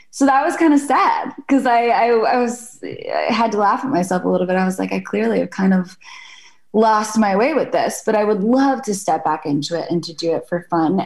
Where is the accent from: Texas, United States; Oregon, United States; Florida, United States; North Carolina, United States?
Florida, United States; Jacksonville; moved away; also born or lived in Shrewsbury, New Jersey; I lived in Jacksonville, Florida from the time I was five on. So that's home for me. And my parents are still in the house that I grew up in.